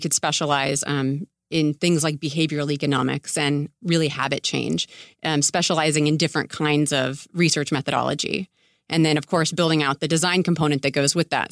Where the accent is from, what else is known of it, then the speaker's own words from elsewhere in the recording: Tampa, Florida, United States; also born or lived in New York City, United States; now in Santa Monica, United States; I grew up in Tampa Bay